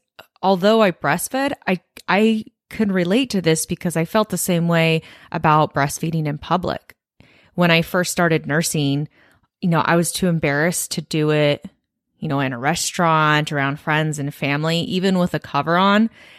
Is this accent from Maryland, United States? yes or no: no; California, United States; now in Chicago, United States; You know, I'm a transplant from California. So most of my family and friends are, you know, all in California.